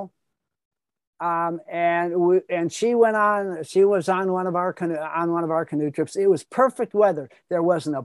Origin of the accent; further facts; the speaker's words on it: Chicago, Illinois, United States; I grew up in Chicago